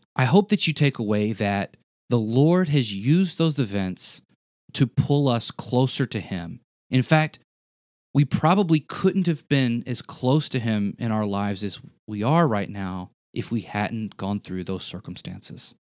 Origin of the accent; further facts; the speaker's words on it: the South, United States; I was a kid and I grew up in the South